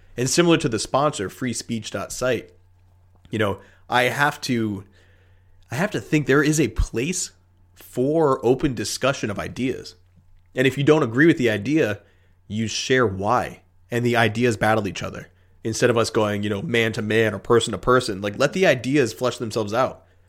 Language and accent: English; United States; as an American